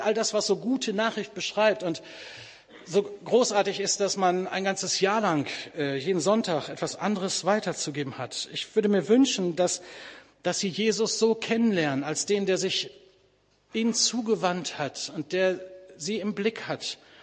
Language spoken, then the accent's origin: German; Bielefeld, North Rhine-Westphalia, Germany; moved away; in Bielefeld, das ist übrigens meine Heimatstadt